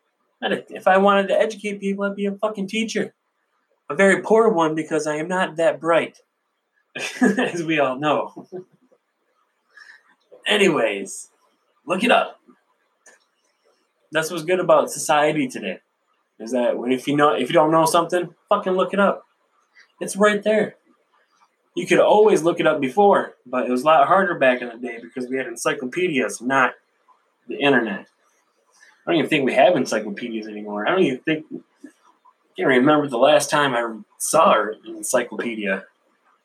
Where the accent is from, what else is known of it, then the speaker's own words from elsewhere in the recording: Sanford, United States; I grew up in Sanford, guys, a small little village